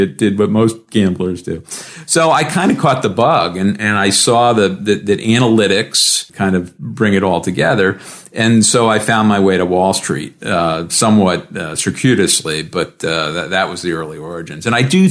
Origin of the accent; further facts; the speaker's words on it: Rhode Island, United States; moved away; I grew up in Rhode Island, a small town kid